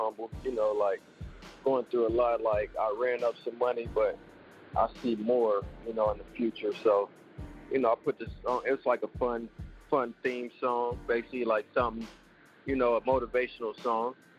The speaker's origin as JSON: {"language": "English", "town": "Indianapolis", "region": "Indiana", "country": "United States", "tie": "born or raised there", "also_born_or_lived": "Gary, Indiana", "said": "I'm originally born from Gary, Indiana. I moved to Indianapolis, which is not too far from Gary. I was raised in Indianapolis"}